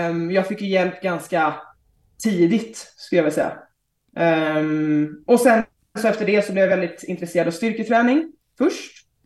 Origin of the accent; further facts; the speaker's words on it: Stockholm, Stockholm County, Sweden; Ja, men precis. Eh, vi har flyttat tillbaka för, vad blir det, sju månader sedan, sex månader sedan. Så jag har inte bott i Stockholm på ett tag.